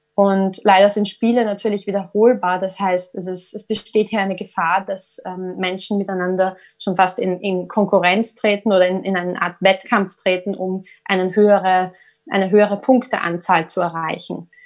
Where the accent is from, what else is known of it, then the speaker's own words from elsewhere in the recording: Vienna, Austria; accent: Viennese; moved away as an adult; now in London, United Kingdom; von meinem Wiener Dialekt